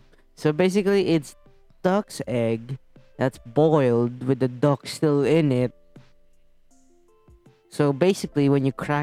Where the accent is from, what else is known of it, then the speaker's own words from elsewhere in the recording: Philippines; we are from the Philippines, which therefore we are acknowledged as Filipinos.